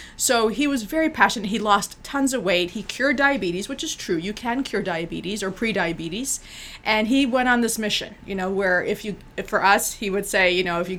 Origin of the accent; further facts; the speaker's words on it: Bolivia; we're from Bolivia